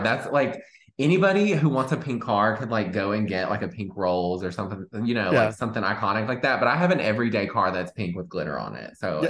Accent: Victoria, Texas, United States; I'm from Victoria. It's very small.

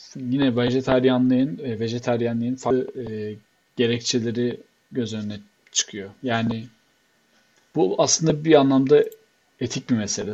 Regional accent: Black Sea Region, Turkey; ben bir Karadenizli olarak

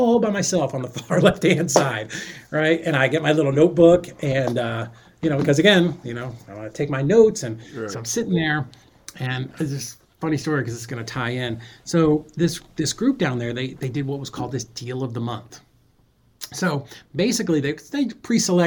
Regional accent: Boston, Massachusetts, United States; I'm from Boston

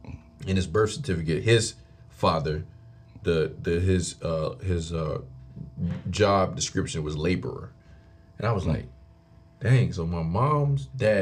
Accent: Stockbridge, Georgia, United States; born or raised there; also born or lived in Fort Lauderdale, Florida

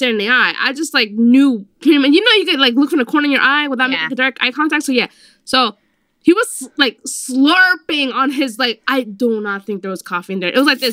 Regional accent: Hempstead, New York, United States; also born or lived in Bronx, New York; I was raised in Hempstead, Long Island.

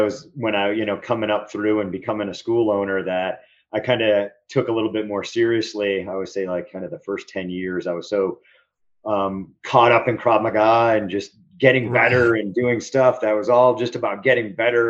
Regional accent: outside Boston, Massachusetts, United States; also born or lived in Nantucket; I grew up outside of Boston, Massachusetts.

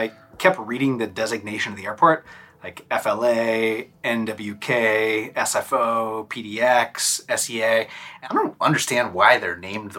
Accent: Oregon, United States; moved away; I'm not a native of San Francisco. I grew up in Oregon.

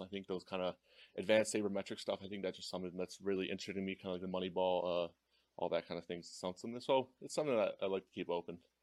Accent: Cleveland, Ohio, United States; growing up in Cleveland

